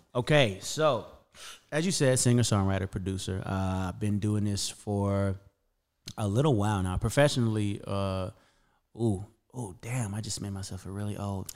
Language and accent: English; Las Vegas, Nevada, United States; born or raised there; also born or lived in Camden, Arkansas